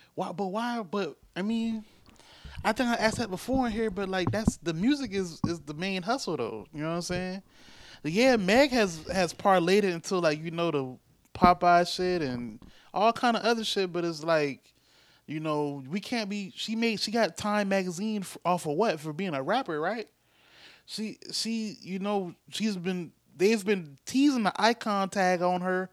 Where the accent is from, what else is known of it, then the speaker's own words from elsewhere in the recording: United States; as American, Black Americans